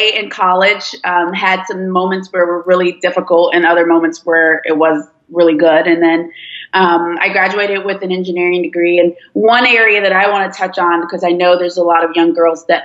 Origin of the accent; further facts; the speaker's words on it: D.C. and Maryland, United States; English is a second language; also born or lived in Nigeria / Washington, D.C.; now in Georgia, United States; I went to elementary school in D.C. and then went to middle school and high school in Maryland.